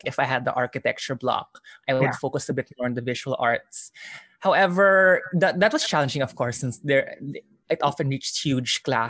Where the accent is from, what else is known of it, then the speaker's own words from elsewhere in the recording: Manila, Metro Manila, Philippines; moved away as an adult; also born or lived in Baguio / San Juan; I grew up in Manila, but I spent 2 years in Baguio when I was really young.